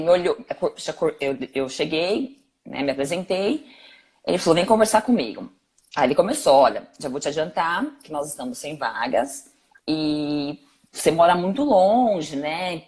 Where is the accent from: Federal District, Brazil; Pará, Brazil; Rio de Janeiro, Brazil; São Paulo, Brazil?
São Paulo, Brazil; Eu vim da ZL